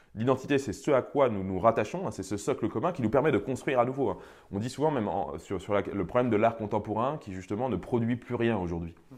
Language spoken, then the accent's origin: French; France; je n'ai pas choisi de naître français